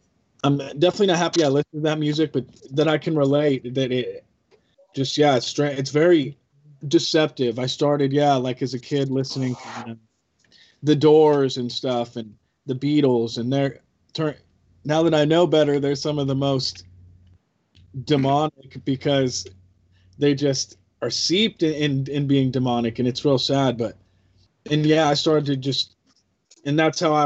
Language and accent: English; Albany, Oregon, United States; I grew up in Albany, Oregon